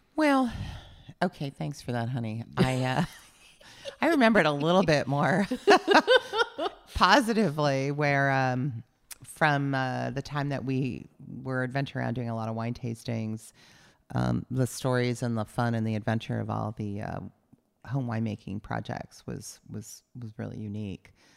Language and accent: English; San Diego, California, United States; moved away as an adult; also born or lived in Ohio / San Francisco; now in Napa Valley, United States; I grew up a Southern California girl